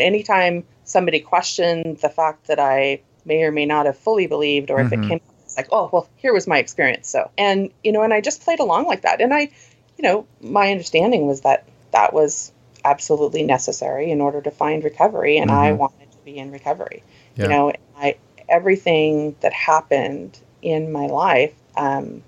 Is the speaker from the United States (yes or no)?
yes; Oregon, United States; also born or lived in Southern California; now in Seattle, United States; I was born and raised in Oregon